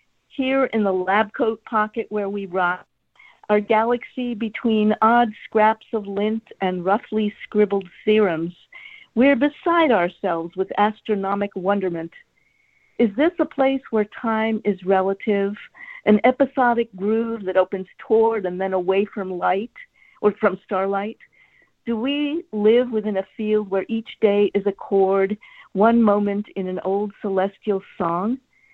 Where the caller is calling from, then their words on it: Virginia, United States; Oh, hi, Northern Virginia.